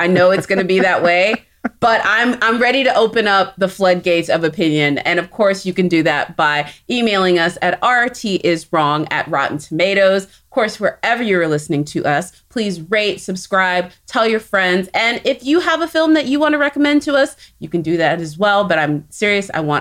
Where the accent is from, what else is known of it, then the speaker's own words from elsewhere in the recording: Texas, United States; I'm from Texas